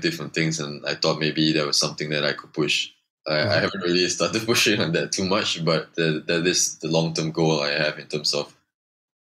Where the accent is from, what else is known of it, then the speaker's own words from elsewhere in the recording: Subang Jaya, Selangor, Malaysia; I grew up in Subang, USG4. So my school was 5 minutes away from me, primary school